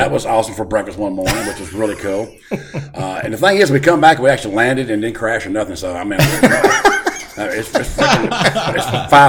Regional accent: Mississippi, United States; now in Arkansas, United States; I'm actually from Mississippi, but I'm going back to Arkansas. That's where I live at these days.

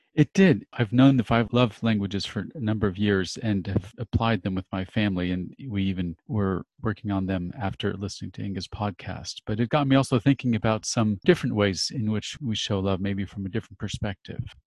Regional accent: Los Angeles, California, United States; moved away as an adult; now in Switzerland; I'm a native Californian, actually born in Hollywood, and I am now for three and a half years in Switzerland

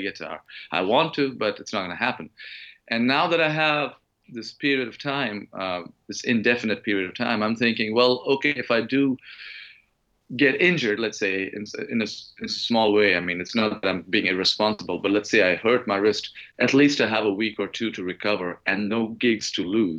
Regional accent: Mumbai, Maharashtra, India; moved away; I was born and raised in Mumbai

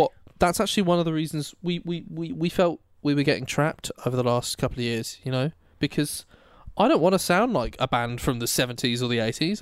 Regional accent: Oxfordshire, South East England, United Kingdom; I'm from Oxfordshire

